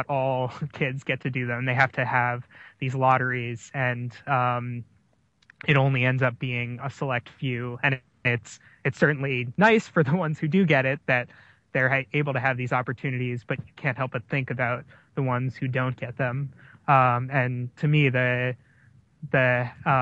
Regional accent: New York City, New York, United States; moved away; I'm from New York City originally

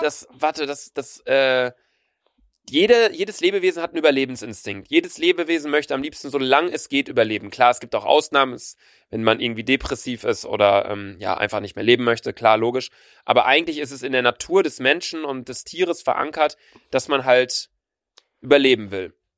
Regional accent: a small suburb of Bielefeld, North Rhine-Westphalia, Germany; wir kommen aus der Stadt, da kann man nur Möbel kaufen

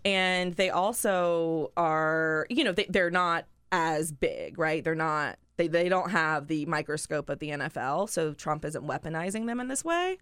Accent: North Carolina, United States; now in Washington, D.C., United States; I'm from North Carolina

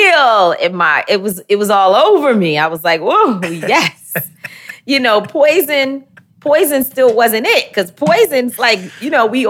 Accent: New York City, New York, United States; also born or lived in Bronx, New York; I grew up in Harlem, where Flyness was created.

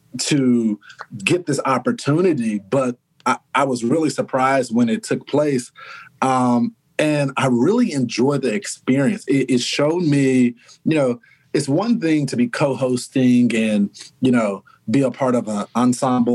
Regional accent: Texas, United States; moved away as an adult; now in New York, United States; we're the most loving people

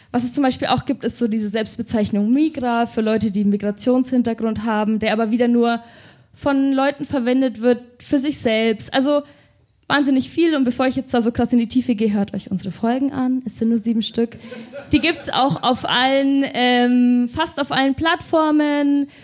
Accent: Nuremberg, Bavaria, Germany; also born or lived in Berlin / Fürth; ich bin 26 Jahre alt, ich komme aus Nürnberg

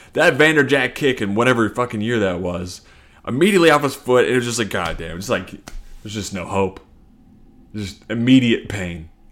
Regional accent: Kentucky, United States; also born or lived in Cincinnati, Ohio; now in Chicago, United States; I'm from Kentucky

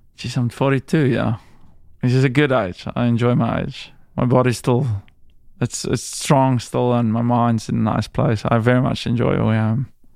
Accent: South Africa; moved away as an adult; also born or lived in Priorat, Spain

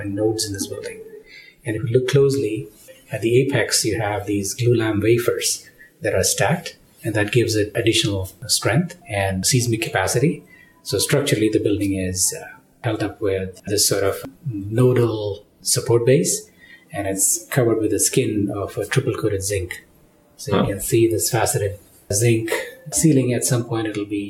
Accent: Canada; moved away; as a Canadian

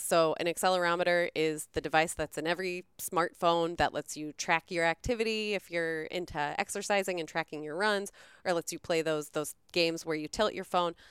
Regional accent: Florida, United States; moved away; I grew up in Florida.

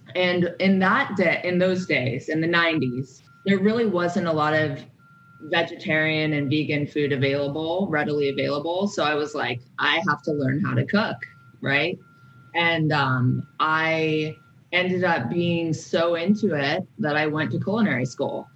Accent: San Francisco Bay Area, California, United States; also born or lived in Alaska; I was born in Alaska in, you know, in a like woodsy upbringing. And then I was moved to the San Francisco Bay Area

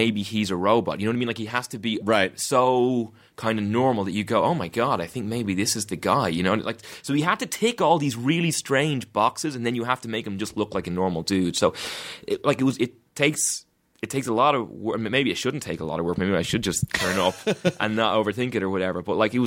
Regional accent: Ireland; I'm from Ireland

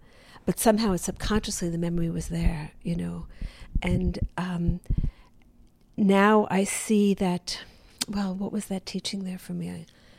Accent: the South, United States; born there

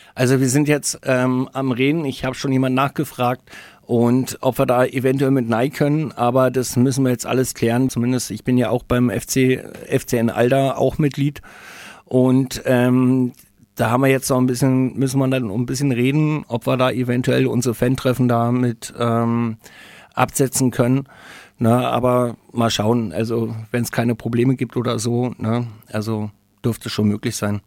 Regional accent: Berlin, Germany; now in Nuremberg, Germany; ich komme selber aus Berlin, bin gebürtiger Berliner äh, Pankower.

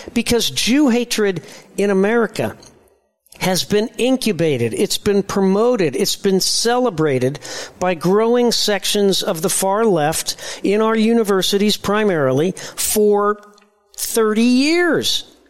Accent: Indianapolis, Indiana, United States; growing up in Indianapolis, Indiana

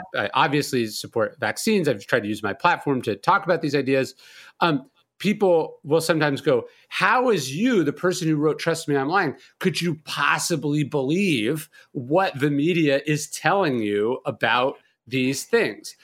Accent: California, United States; also born or lived in New Orleans; now in Bastrop, United States; I'm from California, so I moved to New Orleans

